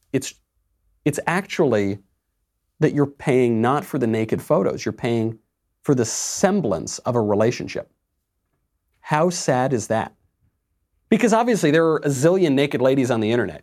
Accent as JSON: {"language": "English", "region": "New York", "country": "United States", "moved": "yes", "said": "myself being a New Yorker"}